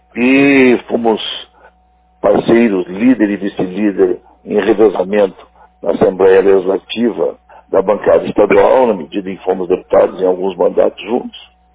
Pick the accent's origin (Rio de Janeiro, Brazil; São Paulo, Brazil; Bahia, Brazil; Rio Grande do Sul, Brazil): Rio Grande do Sul, Brazil; Campo Bom; eu que sou de Campo Bom, onde fui vereador diversas vezes, prefeito diversas vezes